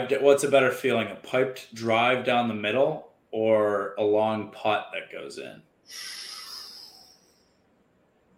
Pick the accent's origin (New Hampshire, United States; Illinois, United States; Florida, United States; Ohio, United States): Illinois, United States; Chicago; also born or lived in Dallas; I'm a Chicagoan